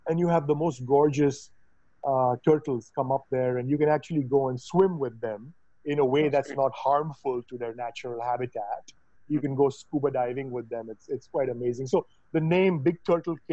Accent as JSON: {"language": "English", "town": "Mumbai", "region": "Maharashtra", "country": "India", "tie": "born or raised there", "moved": "yes", "said": "when I was growing up in Bombay"}